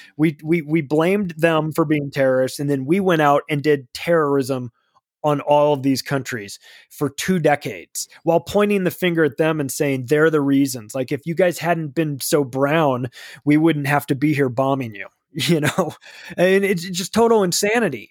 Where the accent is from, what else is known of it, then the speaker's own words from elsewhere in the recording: California, United States; moved away; I don't live in California anymore, but I've lived there for thirty-five years, so I can speak as a Californian then.